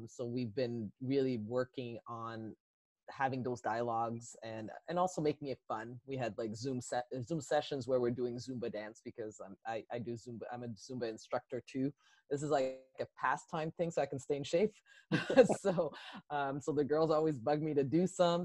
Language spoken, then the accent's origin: English; Sorel, Quebec, Canada; I'm from Quebec. I lived in Sorel, Quebec.